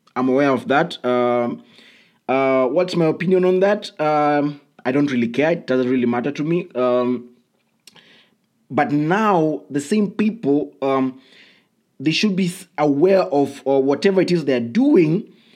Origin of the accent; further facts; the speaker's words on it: Kenya; I come from Kenya